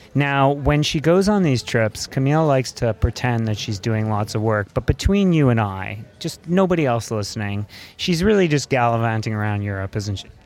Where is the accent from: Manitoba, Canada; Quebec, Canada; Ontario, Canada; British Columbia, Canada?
Quebec, Canada; Montreal; I grew up and lived in Montreal for 23 years